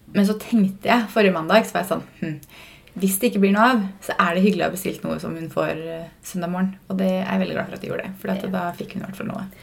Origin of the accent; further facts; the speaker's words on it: Fredrikstad, Østfold, Norway; moved away; Vi har ikke vært hjemme i Fredrikstad siden nyttårsaften.